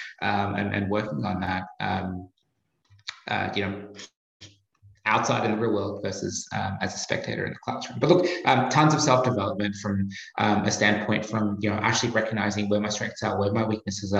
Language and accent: English; Australia; accent: Australian; moved away as an adult; also born or lived in Asia / Boston; now in United States